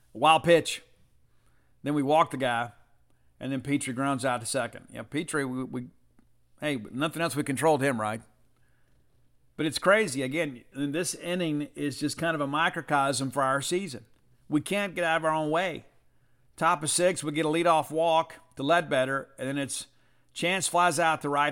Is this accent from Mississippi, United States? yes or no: yes; South Mississippi, United States; I was born in South Mississippi